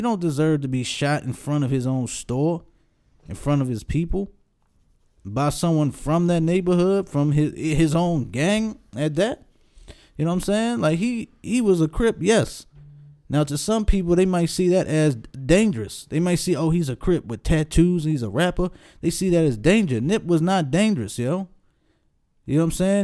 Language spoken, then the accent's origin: English; Baltimore, Maryland, United States; Baltimore, my hometown